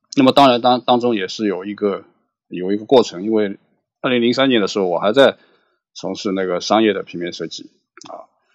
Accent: Shanghai, China; 我现在在上海，呃，我是一九六零年出生于上海，那么几乎就是，呃，没有离开过这个城市。那么我大概在三十年前，啊，也就是一九九零年代初的时候，呃，开始进行的平面设计工作。一九九四年的时候，我在上海注册了那个自己的设计工作室

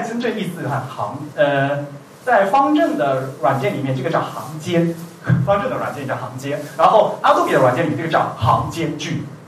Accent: China; 我们是中国人嘛，没有这个母语的习惯

